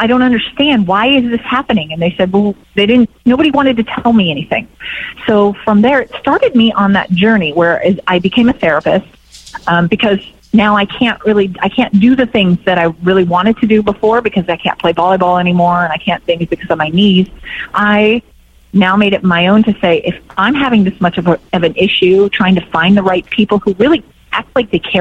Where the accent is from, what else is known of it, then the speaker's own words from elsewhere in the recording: Bay Area, California, United States; also born or lived in Santa Barbara / Spain; I'm from the Bay Area originally